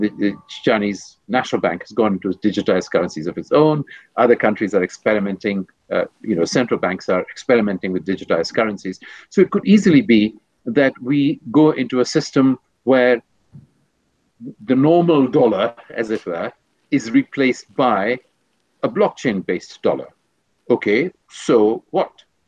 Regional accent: India; moved away; also born or lived in Switzerland; being Indian, I take a long view of history.

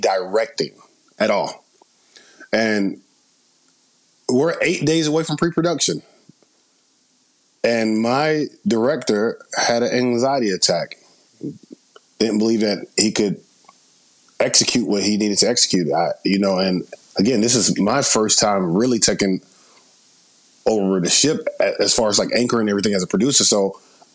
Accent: Atlanta, Georgia, United States; moved away as an adult; now in Los Angeles, United States; Originally, I'm born and raised in Atlanta, Georgia, moved out to L.A. in 2012

